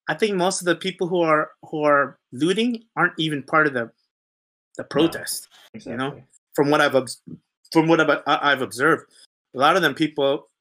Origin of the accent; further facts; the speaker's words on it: United States; also born or lived in Philippines (ancestry); now in England, United Kingdom; I'm Igorot Filipino. American.